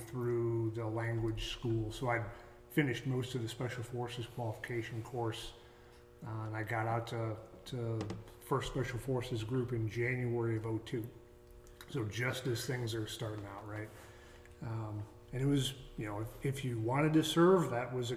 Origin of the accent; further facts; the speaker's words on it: Saline, Michigan, United States; moved away as an adult; I was born and raised in Saline, Michigan, right outside Ann Arbor